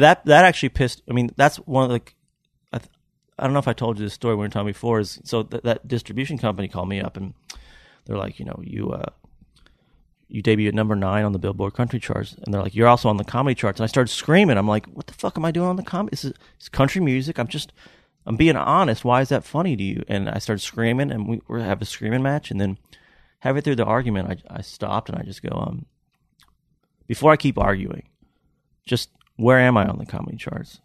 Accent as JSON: {"language": "English", "town": "Lexington", "region": "Kentucky", "country": "United States", "tie": "born or raised there", "moved": "yes", "lives_now": "Tennessee, United States", "said": "I'm from Lexington, Kentucky"}